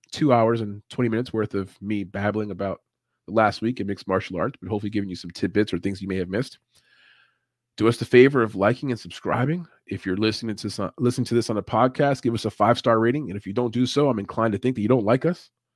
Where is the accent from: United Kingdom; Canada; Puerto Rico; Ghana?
Puerto Rico; I'm Puerto Rican